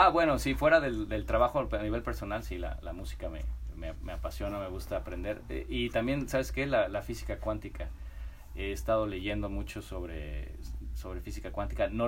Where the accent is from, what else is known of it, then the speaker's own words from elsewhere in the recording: Guadalajara, Jalisco, Mexico; also born or lived in Mexico City; De Guadalajara, soy de, de Guadalajara. viví em, mi vida mezclada entre la Ciudad de México y, Guadalajara.